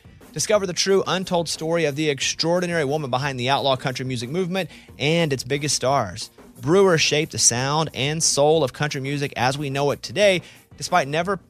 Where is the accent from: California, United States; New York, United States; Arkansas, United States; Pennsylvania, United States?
Arkansas, United States; We're from Arkansas.